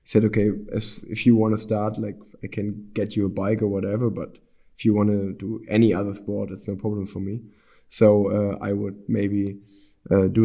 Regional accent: Unna, North Rhine-Westphalia, Germany; the city where I grew up in Unna

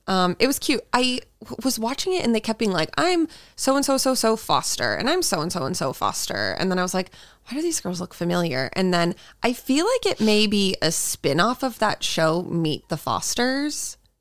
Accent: East Coast, United States; growing up on the East Coast

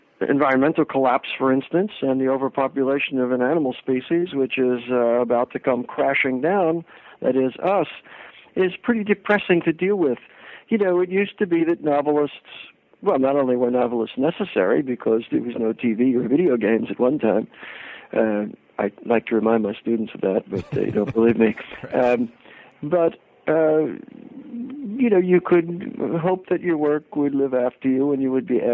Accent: suburbs of New York City, United States; moved away; I grew up in New York, in the suburbs of New York City, in the 50s and 60s

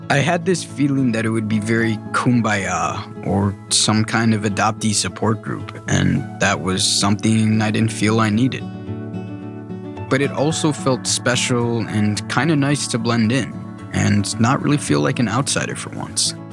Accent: Germany; also born or lived in Huehuetenango, Guatemala; I'm German, but I was born in Guatemala and grew up in Germany.

